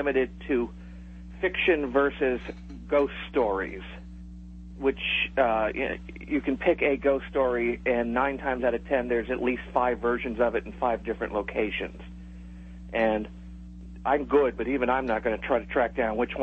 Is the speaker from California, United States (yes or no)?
no; Haverhill, Massachusetts, United States; moved away as an adult; now in Florida, United States; my hometown of Haverhill, Mass.